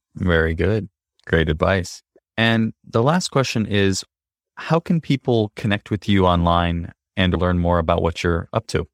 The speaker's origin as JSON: {"language": "English", "country": "United States", "tie": "born or raised there", "said": "I grew up in the United States"}